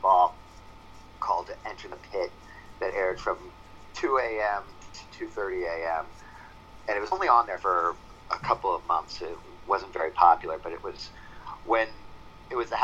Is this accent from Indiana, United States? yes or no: no; outside of Philadelphia, Pennsylvania, United States; now in New York, United States; I grew up outside of Philadelphia, Pennsylvania.